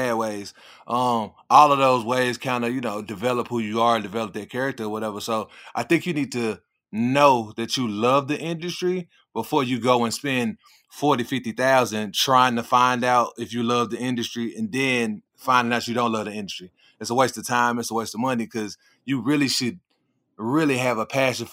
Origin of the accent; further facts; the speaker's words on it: Memphis, Tennessee, United States; also born or lived in Phoenix, Arizona; now in Charlotte, United States; Born and raised in Memphis, Tennessee